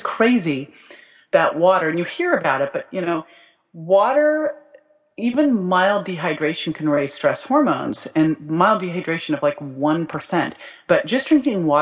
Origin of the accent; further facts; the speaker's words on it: Berkeley, California, United States; I grew up in Berkeley